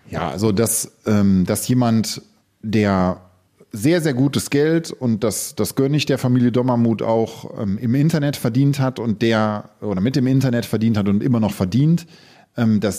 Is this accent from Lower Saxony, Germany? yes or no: no; Solingen, North Rhine-Westphalia, Germany; hey, ich komme aus Solingen, ich komme aus der Klingenstadt, dann ist das etwas.